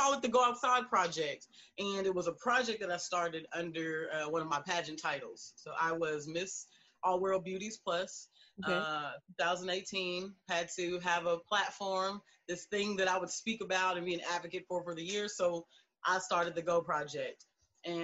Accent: Fort Worth, Texas, United States; I'm from Funkytown, Fort Worth, Texas.

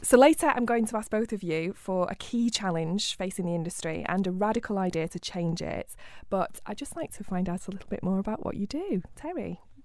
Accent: Rochdale, North West England, United Kingdom; my hometown of Rochdale

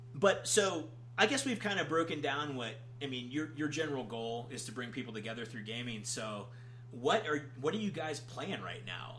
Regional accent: Georgia, United States; I'm from Georgia

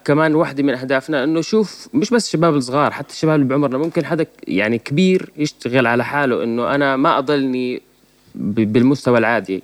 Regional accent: Jordan; إحنا عندنا في الأردن

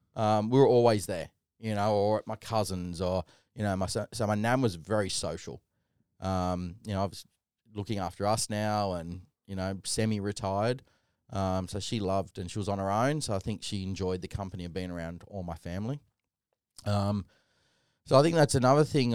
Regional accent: Sydney, New South Wales, Australia; Little white kid growing up in Canley Vale, you know, the typical family, the fibro home

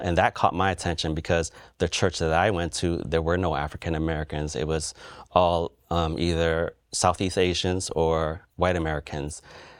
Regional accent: Cambodia; now in United States

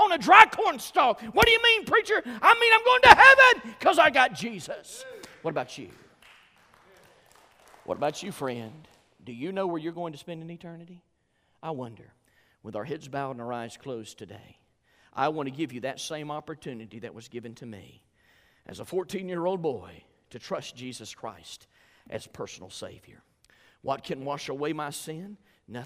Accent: Georgia, United States; I'm from Georgia

